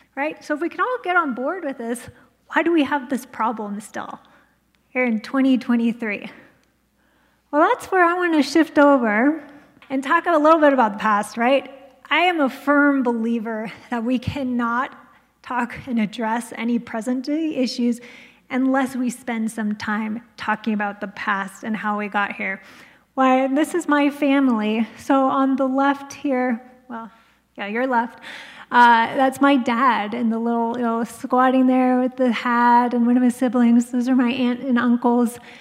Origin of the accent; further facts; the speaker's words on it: United States; I came from Navajo